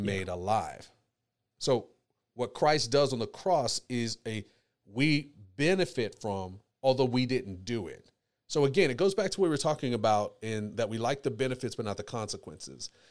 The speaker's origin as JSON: {"language": "English", "country": "United States", "tie": "born or raised there", "said": "I was born in America"}